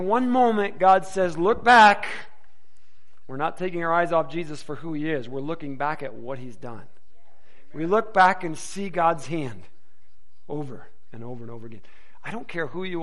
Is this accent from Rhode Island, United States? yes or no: no; Detroit, Michigan, United States; moved away; I was born and raised in the Detroit metro area